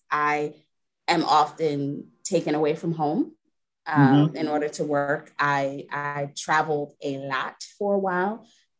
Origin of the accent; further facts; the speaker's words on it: New York City, New York, United States; now in Delaware, United States; I am not originally from Delaware, originally from New York City, but I'm a bit of a nomad, so I've been everywhere.